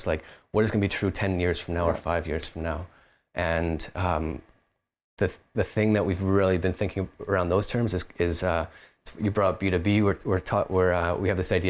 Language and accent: English; Kelowna, British Columbia, Canada; now in Vancouver, Canada; Us, the three of us founders, Isaac, Corey, and myself, we're all from Kelowna originally, it was just where we were living at the time